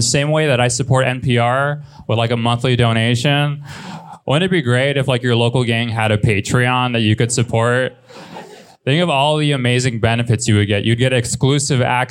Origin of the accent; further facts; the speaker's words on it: Los Angeles, California, United States; I'm from Los Angeles. I was born and raised